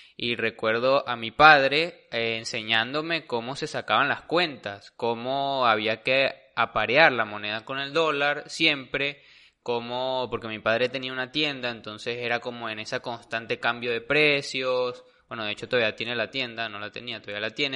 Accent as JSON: {"language": "Spanish", "country": "Venezuela", "said": "como venezolano"}